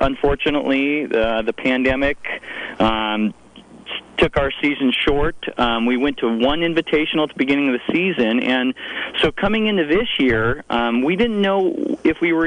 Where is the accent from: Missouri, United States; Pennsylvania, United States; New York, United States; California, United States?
California, United States; Fort Bragg; moved away as an adult; also born or lived in Sacramento; I was born and raised here in Fort Bragg.